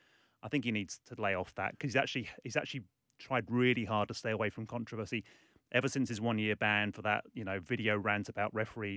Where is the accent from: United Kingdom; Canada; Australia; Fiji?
United Kingdom; Yeah, I'm from the UK.